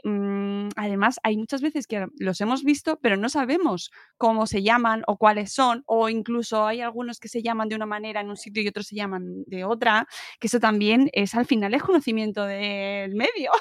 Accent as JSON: {"language": "Spanish", "region": "Extremadura", "country": "Spain", "said": "estoy pensando en las flores extremeñas que es, mm, mi pueblo las hacían y las siguen haciendo en las bodas"}